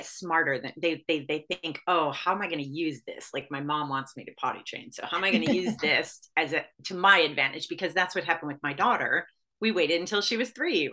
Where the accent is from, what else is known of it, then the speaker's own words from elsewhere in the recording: Michigan, United States; when I was growing up in Michigan